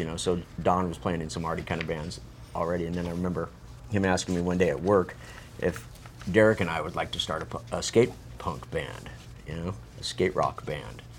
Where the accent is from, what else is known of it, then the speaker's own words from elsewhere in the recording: Phoenix, Arizona, United States; I'm from Phoenix, you know, to where it's just fucking hot